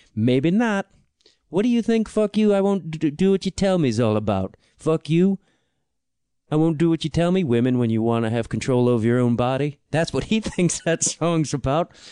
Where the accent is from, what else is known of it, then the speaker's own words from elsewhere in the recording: Chicago, Illinois, United States; I'm from Chicago